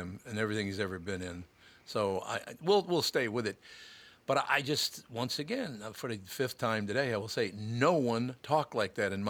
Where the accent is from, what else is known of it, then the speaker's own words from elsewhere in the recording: Minnesota, United States; I grew up in Minnesota, born in Minnesota, grew up in Minnesota.